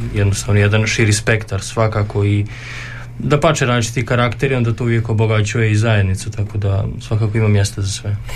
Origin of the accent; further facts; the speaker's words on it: Subotica, Vojvodina, Serbia; moved away as an adult; now in Đakovo, Croatia; dolazim iz Subotice, dakle, granice.